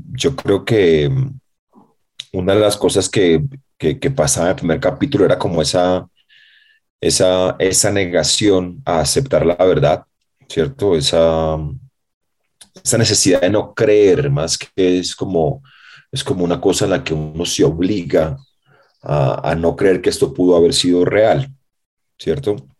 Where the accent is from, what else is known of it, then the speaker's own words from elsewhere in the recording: Colombia; como colombiano